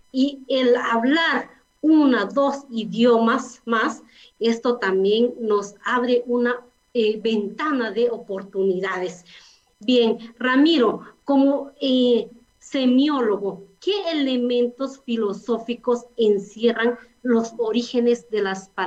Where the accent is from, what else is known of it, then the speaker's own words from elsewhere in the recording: Guatemala; first language K'iche'; Eh, bueno, es la riqueza de nuestro idioma materno. En mi caso, mi idioma es el quiché.